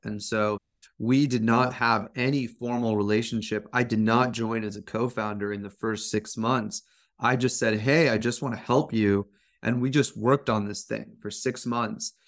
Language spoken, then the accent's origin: English; Fremont, California, United States; I grew up as an Indian American kid in a suburban Fremont, California